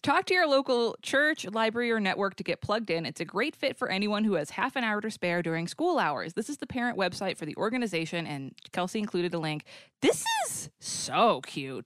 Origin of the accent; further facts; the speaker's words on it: Boston, Massachusetts, United States; I'm from the Boston area